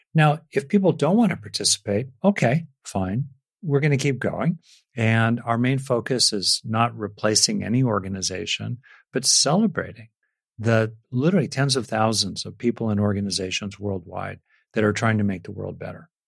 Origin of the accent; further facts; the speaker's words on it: United States; I grew up in America in, in the sixties and seventies